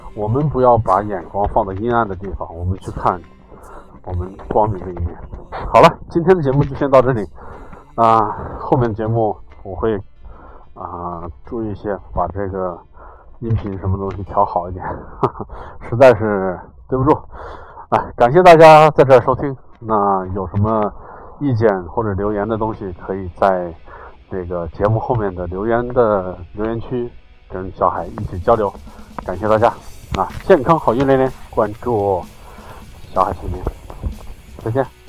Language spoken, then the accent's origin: Chinese; China; 我们中国太大了